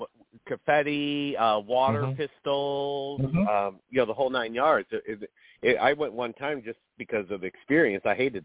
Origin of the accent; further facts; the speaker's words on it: Chicago, Illinois, United States; I grew up in Chicago